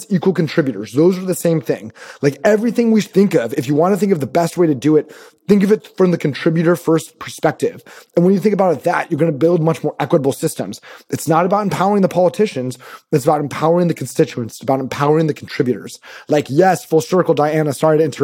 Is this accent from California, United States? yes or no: yes; Sacramento, California, United States; I'm actually from Sacramento